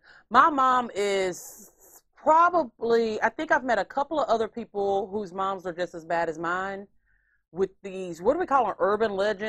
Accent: Houston, Texas, United States; Well, we don't hold ribs since we're from Houston, Texas.

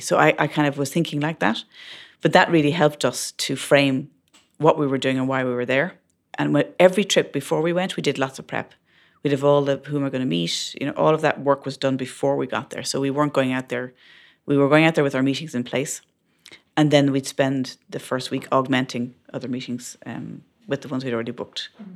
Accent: Ireland; moved away as an adult; But being Irish in that mix certainly helps

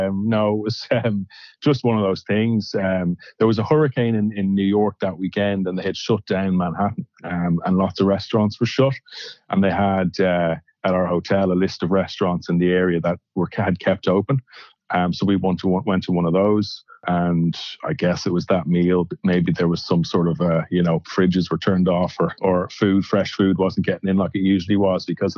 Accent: Ireland; I'm Irish

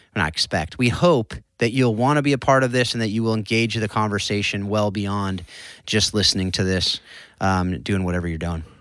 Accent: Southern California, United States; I grew up in Southern California

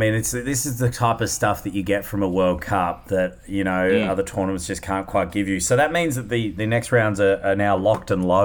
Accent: Australia; As Aussie, he's going to be quite a matchup against Jamaica.

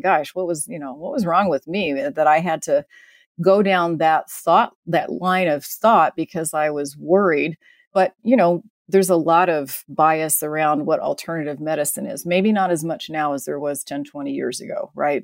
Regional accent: Midwest, United States; I was raised in the Midwest

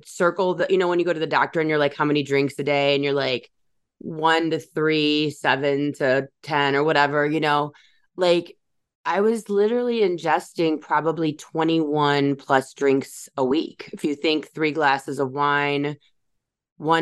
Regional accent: Chicago, Illinois, United States; also born or lived in Michigan; my hometown here in the Chicagoland area

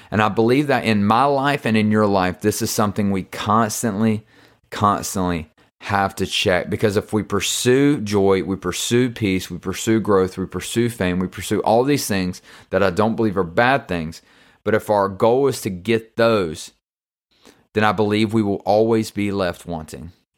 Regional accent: the South, United States; I'm from the South

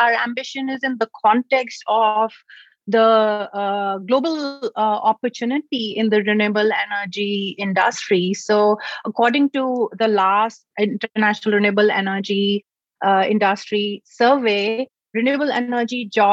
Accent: New Delhi, Delhi, India; moved away as an adult; now in United States; I grew up in New Delhi in India

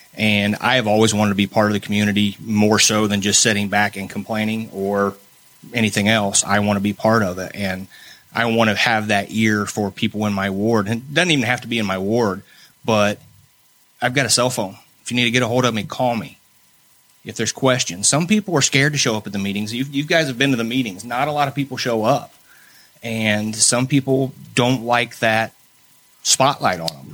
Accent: Muncie, Indiana, United States; moved away as an adult; now in New Castle, United States; I'm originally from Muncie, Indiana. We moved here about mm, 20 years ago uh, to Newcastle

